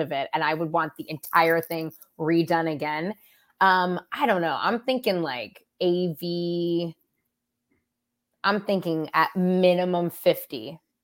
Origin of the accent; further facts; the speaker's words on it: San Francisco, California, United States; now in Los Angeles, United States; I grew up in San Francisco.